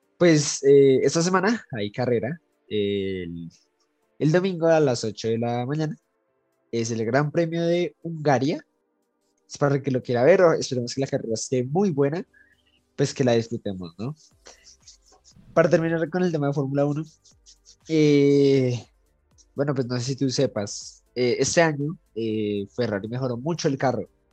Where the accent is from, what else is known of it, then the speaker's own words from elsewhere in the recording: Colombia; nosotros como colombianos